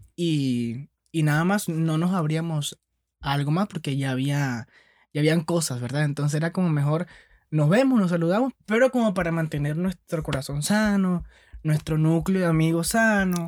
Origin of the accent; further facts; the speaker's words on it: Venezuela; moved away as an adult; soy venezolano. Este, llegué hace cinco años aquí